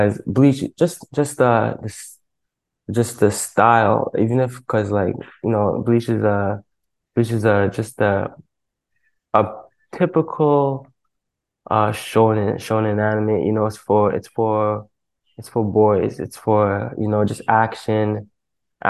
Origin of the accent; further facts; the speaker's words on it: Toronto, Ontario, Canada; I'm from the east side of Toronto. It's a little spot called Scarborough